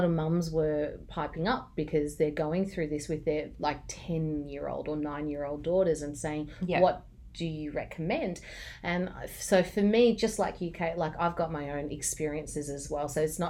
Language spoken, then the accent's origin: English; Cyprus; I did not know that you were Turkish, so we're fellow Turks. You're from mainland, I'm from Cyprus.